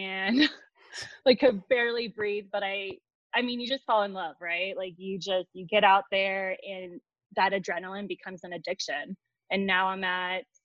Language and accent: English; Dallas, Texas, United States; moved away as an adult; now in Colorado, United States; growing up in Texas, there's not too much going on. Well, like in Dallas, especially